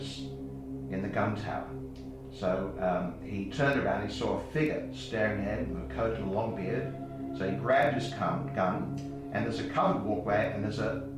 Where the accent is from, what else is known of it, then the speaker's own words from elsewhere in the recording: South Australia, Australia; now in Western Australia, Australia; I'm originally from South Australia